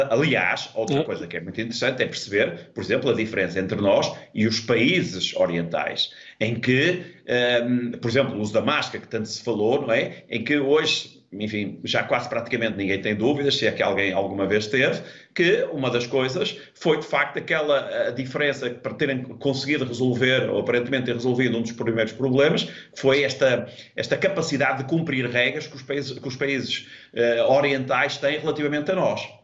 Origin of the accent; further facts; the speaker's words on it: Portugal; sou português